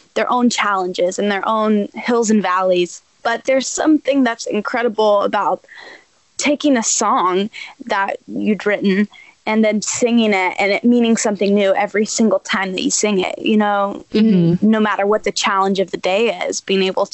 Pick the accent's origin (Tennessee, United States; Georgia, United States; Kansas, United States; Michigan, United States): Tennessee, United States; Nashville; I'm born and raised in Nashville